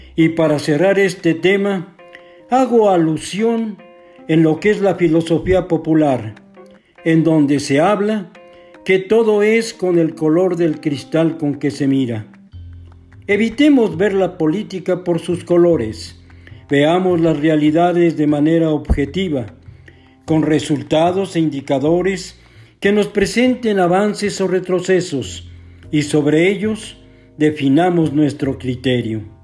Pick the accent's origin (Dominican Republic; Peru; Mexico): Mexico; Todos somos mexicanos